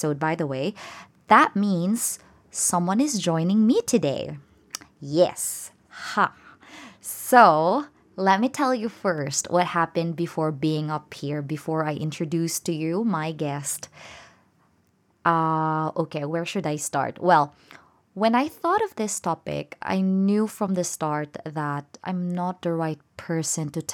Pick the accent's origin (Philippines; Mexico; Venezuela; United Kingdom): Philippines; I'm a Filipino